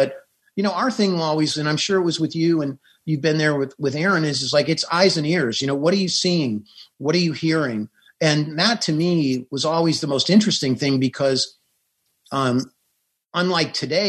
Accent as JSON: {"language": "English", "town": "San Diego", "region": "California", "country": "United States", "tie": "born or raised there", "said": "I grew up in San Diego as a reporter going to San Diego State."}